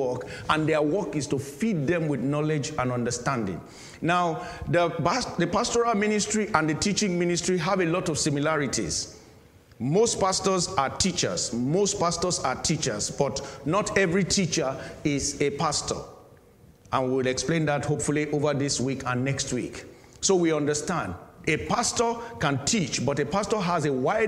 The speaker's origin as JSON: {"language": "English", "country": "Nigeria", "moved": "as an adult", "lives_now": "United Kingdom", "said": "I am a Nigerian as well."}